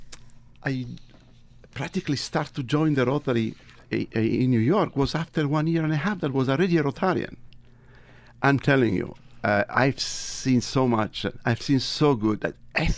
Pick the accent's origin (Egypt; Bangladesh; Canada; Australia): Egypt; accent: Tuscan; also born or lived in Tuscany, Italy; now in United States; I was born in Tuscany. I was raised in Egypt.